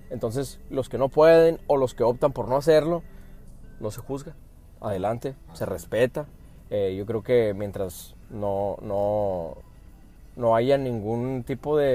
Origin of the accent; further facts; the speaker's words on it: Phoenix, Arizona, United States; Soy de fuera. Soy de Estados Unidos, de hecho. No sé si, si se nota o qué, pero...